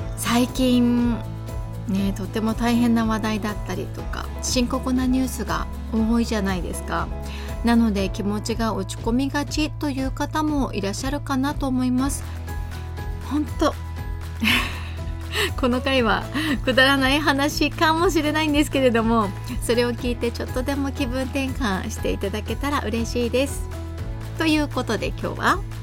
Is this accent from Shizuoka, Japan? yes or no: no; Kanazawa, Ishikawa, Japan; 私金沢生まれの金沢育ちなんですよね